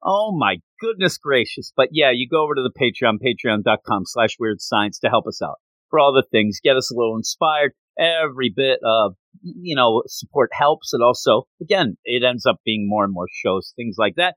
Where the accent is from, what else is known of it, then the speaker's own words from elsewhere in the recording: United States; I'm American, not Canadian